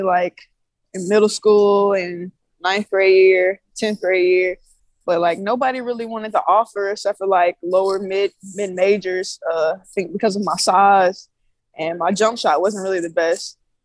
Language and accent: English; Wetumpka, Alabama, United States; moved away as an adult; also born or lived in Montgomery, Alabama / New Jersey; I grew up in Wetumpka, Alabama, with a high school in Montgomery, Alabama